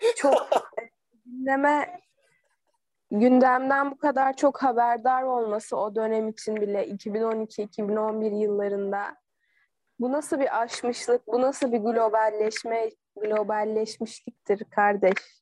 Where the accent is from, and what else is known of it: Akhisar, Manisa, Turkey; born or raised there